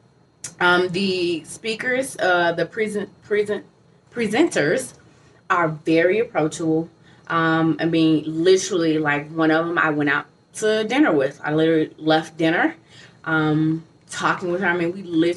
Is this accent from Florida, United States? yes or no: no; Atlanta, Georgia, United States; I'm from Atlanta